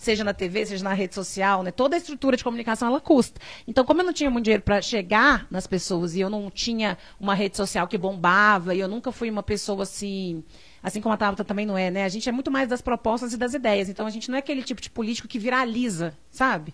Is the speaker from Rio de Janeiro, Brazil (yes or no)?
no; Divinópolis, Minas Gerais, Brazil; also born or lived in Brasília; minha cidade